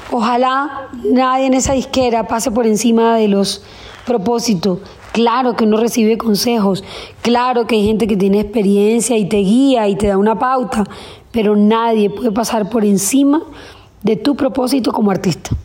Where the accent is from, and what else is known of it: Colombia